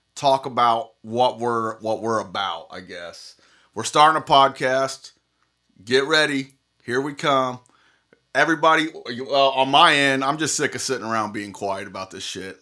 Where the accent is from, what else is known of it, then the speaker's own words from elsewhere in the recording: Indiana, United States; we're from Indiana